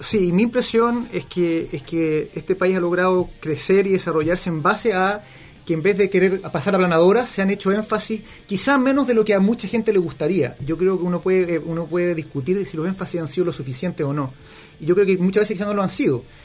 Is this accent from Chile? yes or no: yes; Chile